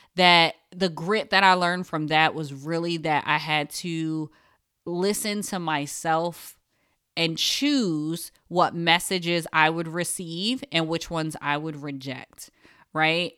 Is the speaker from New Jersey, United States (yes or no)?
yes; Paterson, New Jersey, United States; I am a Jersey girl, born and raised in Paterson, New Jersey